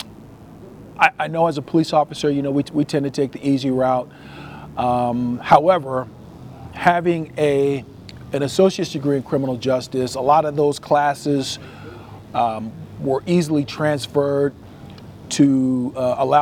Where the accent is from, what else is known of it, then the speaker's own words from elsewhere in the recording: Trenton, New Jersey, United States; moved away as an adult; now in Las Vegas, United States; I'm born and raised in Trenton, New Jersey. I left New Jersey in 87